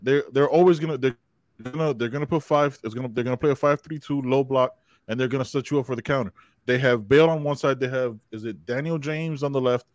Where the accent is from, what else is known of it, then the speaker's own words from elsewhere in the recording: Panama; my home country of Panama